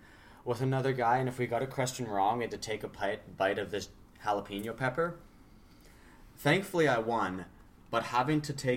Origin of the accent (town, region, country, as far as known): Canada; also born or lived in Winnipeg